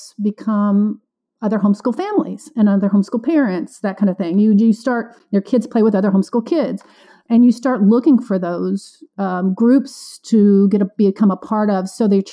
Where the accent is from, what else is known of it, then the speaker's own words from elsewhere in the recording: Illinois, United States; moved away as an adult; also born or lived in Florida / Kansas City / Kentucky / East Tennessee; now in Nashville, United States; I grew up in Illinois, went to college in Florida, moved to Kansas City, then ended up in Kentucky